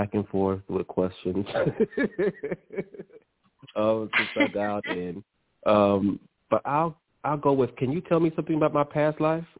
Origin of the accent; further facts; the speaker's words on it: Thomasville, Georgia, United States; now in Atlanta, United States; I am from Thomasville, Georgia, but I am in Atlanta.